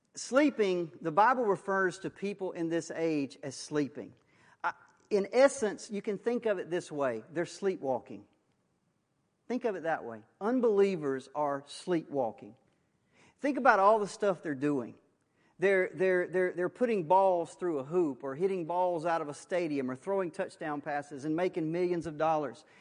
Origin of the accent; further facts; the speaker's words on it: Waukesha County, Wisconsin, United States; I was born in Waukesha County. Um, I've never left.